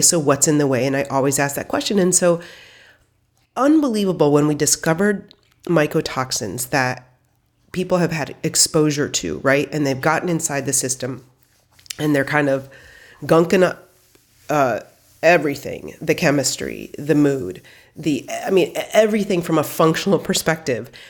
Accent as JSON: {"language": "English", "region": "Midwest", "country": "United States", "tie": "born or raised there", "said": "I grew up in the Midwest"}